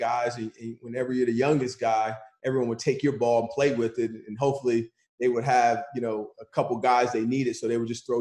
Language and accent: English; Hamilton, New Jersey, United States; I grew up single-parent household in Hamilton, New Jersey